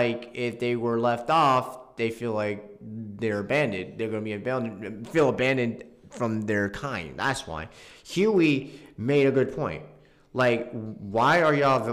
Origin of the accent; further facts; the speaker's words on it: New York, United States; now in North Carolina, United States; I'm born in New York, but I'm Salvadorian